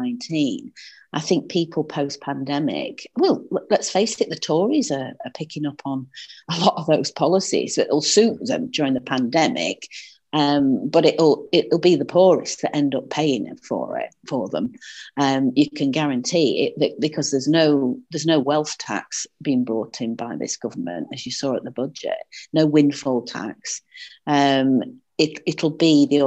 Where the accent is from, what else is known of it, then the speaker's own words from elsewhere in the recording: the north of England, United Kingdom; accent: northern; my northern accent